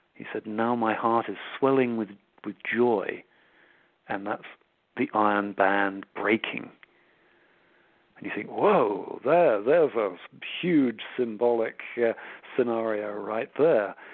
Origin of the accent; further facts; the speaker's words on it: Switzerland; my mother was Swiss. I grew up in Switzerland